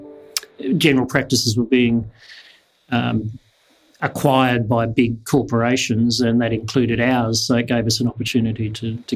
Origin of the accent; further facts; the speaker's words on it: Kalgoorlie, Western Australia, Australia; also born or lived in Kent, England; now in Perth, Australia; We came from Kent in England, and went straight from Kent in England to Kalgoorlie